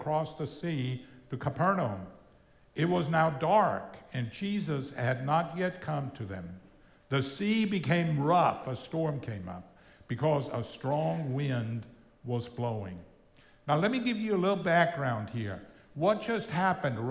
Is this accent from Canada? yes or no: no; Austria; first language German; English is a second language; also born or lived in El Paso, Texas, United States; now in Florida, United States; I grew up in Austria. I'm from Austria originally